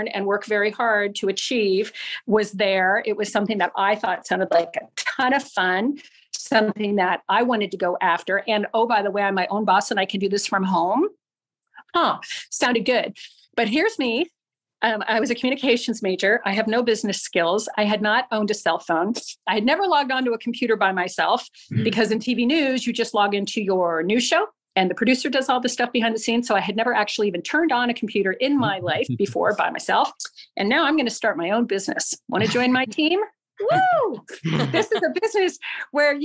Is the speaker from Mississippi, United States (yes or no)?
no; Littleton, Colorado, United States; moved away; also born or lived in Fogelsville, Pennsylvania; I'm from Littleton, Colorado